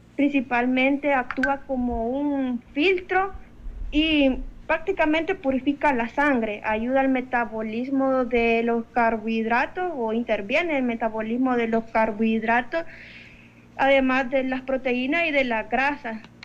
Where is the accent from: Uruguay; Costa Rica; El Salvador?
El Salvador; como salvadoreño, nuestra dieta está basada prácticamente en carbohidratos